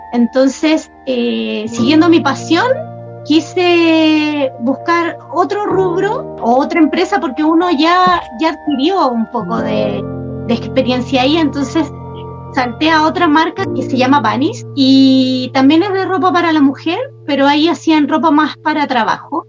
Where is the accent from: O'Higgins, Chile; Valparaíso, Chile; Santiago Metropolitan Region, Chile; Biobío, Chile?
Santiago Metropolitan Region, Chile; Santiago; soy de Santiago, de Chile.